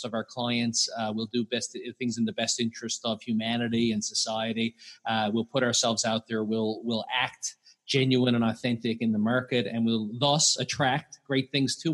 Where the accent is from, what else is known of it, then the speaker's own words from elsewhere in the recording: Newfoundland and Labrador, Canada; So I'm from Newfoundland, Canada.